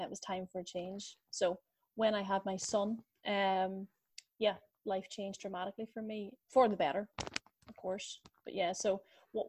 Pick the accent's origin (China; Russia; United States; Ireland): Ireland; accent: Irish; my beautiful Irish accent would suggest that I am based in Ireland.